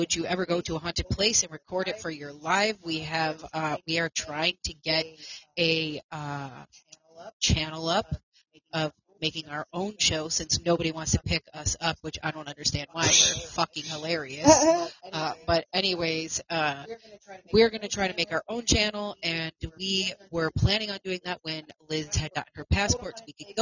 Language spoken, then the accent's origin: English; Buffalo, New York, United States; I was also born and raised in Buffalo, New York as well. That is my hometown. That is where I am from.